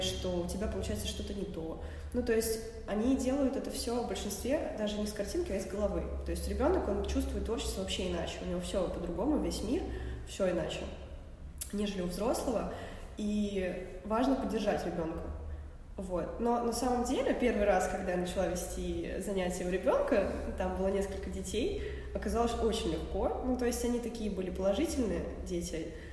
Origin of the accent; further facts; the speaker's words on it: Saint Petersburg, Russia; я из Питера вообще, я здесь родилась, всю жизнь живу